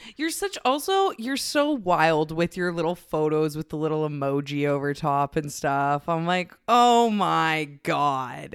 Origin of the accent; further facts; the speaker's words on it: Canada; I'm a lesbian from Canada